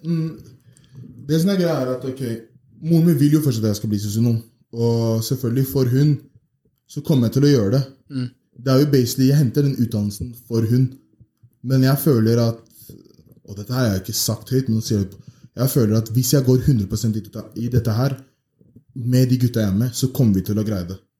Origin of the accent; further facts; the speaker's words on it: Oslo, Norway; Jeg har bodd i Oslo hele livet. Jeg er opp, eh, oppvokst på vestkanten. Født oppvokst på Majorstuen